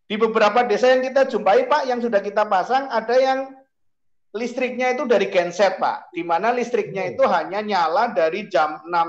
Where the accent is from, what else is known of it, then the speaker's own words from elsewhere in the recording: Central Java, Indonesia; kalau saya membayangkan desa saya di Jawa Tengah sana